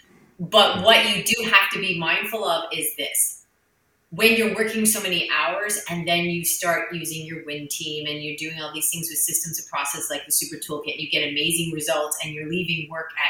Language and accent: English; Canada; I'm Canadian.